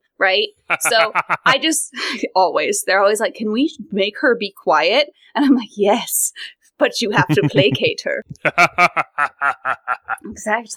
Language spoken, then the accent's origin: English; American West, United States; accent: American Western; American Western, which is this, what I have